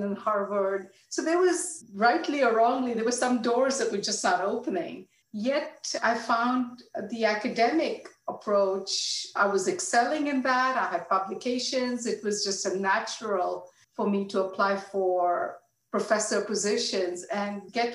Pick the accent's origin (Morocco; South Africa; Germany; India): India; Mumbai, Maharashtra; moved away as an adult; now in United States; I was born and raised in India, in Mumbai. I was there through my undergraduate studies.